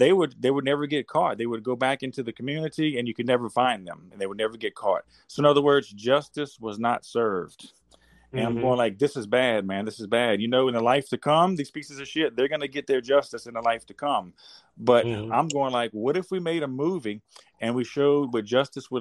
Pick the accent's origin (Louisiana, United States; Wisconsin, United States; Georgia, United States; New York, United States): Louisiana, United States; Baton Rouge; I'm from South Louisiana, United States, of course, and around Baton Rouge